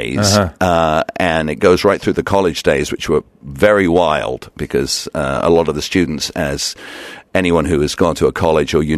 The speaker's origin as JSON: {"language": "English", "region": "England", "country": "United Kingdom", "also_born_or_lived": "Sint Maarten", "moved": "as an adult", "lives_now": "Los Angeles, United States", "said": "I started off in England. I got into DJing while I was at college"}